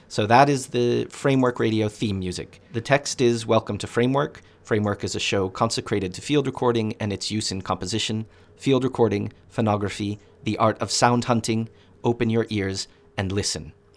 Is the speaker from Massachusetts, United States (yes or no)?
yes; Boston, Massachusetts, United States; When I was growing up in Boston